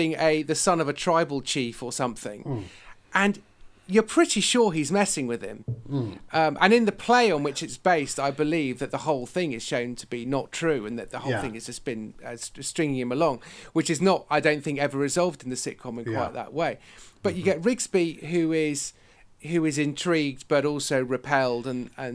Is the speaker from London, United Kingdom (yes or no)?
no; West Country, South West England, United Kingdom; I live in the West Country, I'm from the West Country, I'm the son of a farmer